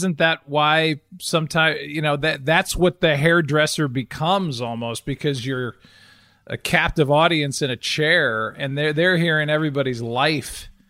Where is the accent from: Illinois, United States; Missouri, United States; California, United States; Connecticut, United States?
Illinois, United States; Chicago; born there; Well, I was born in Chicago.